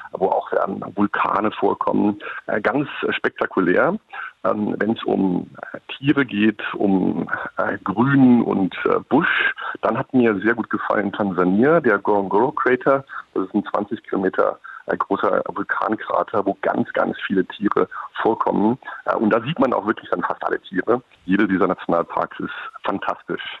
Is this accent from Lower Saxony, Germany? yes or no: no; near Kassel, Hesse, Germany; also born or lived in Nairobi, Kenya; now in Sylt, Germany; ich bin in, äh, in der Nähe von Kassel aufgewachsen